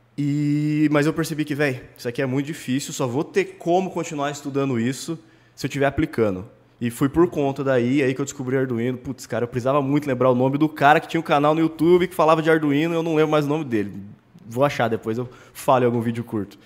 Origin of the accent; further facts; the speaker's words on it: Limeira, São Paulo, Brazil; Sou de Limeira, né, interior de São Paulo aqui